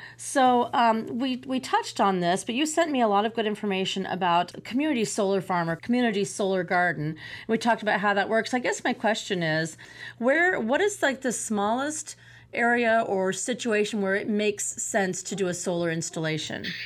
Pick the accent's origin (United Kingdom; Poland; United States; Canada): United States; Champaign, Illinois; my hometown for Champaign Urbana.